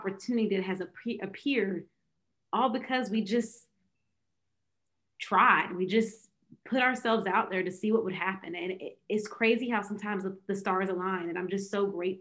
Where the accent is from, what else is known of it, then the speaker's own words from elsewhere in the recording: Fayetteville, United States; back in my hometown, Fayetteville.